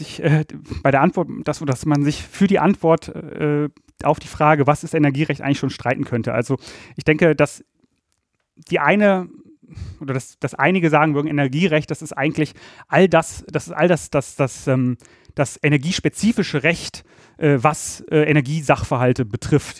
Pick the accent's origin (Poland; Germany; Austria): Germany; Ratingen, North Rhine-Westphalia; moved away as an adult; also born or lived in Berlin; ich komme aus dem Rheinland. Ich bin in Ratingen bei Düsseldorf aufgewachsen